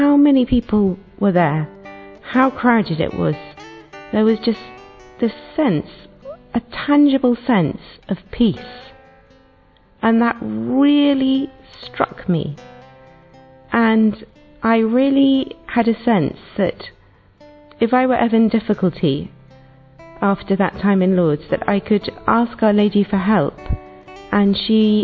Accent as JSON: {"language": "English", "region": "England", "country": "United Kingdom", "said": "I'm from England."}